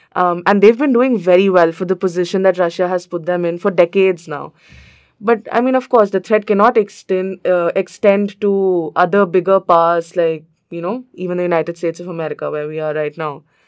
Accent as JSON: {"language": "English", "country": "India", "said": "I am from India"}